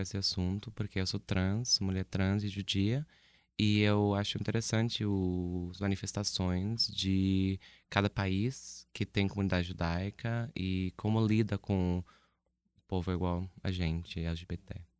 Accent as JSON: {"language": "Portuguese", "country": "United States", "moved": "yes", "lives_now": "Brazil", "said": "sou dos Estados Unidos originalmente"}